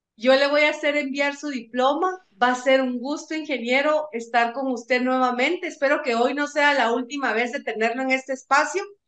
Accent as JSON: {"language": "Spanish", "country": "Guatemala", "said": "como guatemalteco, como profesional"}